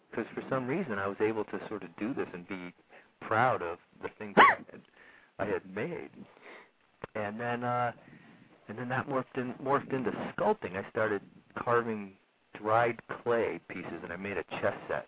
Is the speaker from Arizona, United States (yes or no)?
no; Laguna Hills, California, United States; also born or lived in Los Angeles; I grew up in uh, Laguna Hills, California. Went to Laguna Hills High School